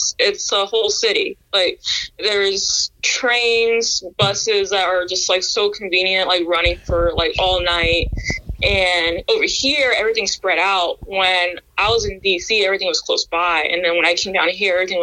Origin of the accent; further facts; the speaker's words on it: Washington, District of Columbia, United States; I grew up in Washington, D.C.